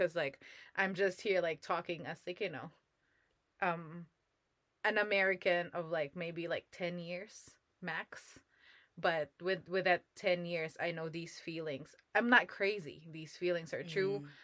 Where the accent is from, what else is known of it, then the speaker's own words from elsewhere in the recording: Philippines; moved away as an adult; now in United States; What I studied in the Philippines was Asian history